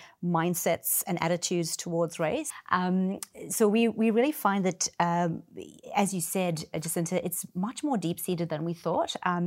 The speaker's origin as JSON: {"language": "English", "country": "South Africa", "tie": "born or raised there", "moved": "as an adult", "lives_now": "Australia", "said": "I'm South African born, so 26 years of living under apartheid in segregation."}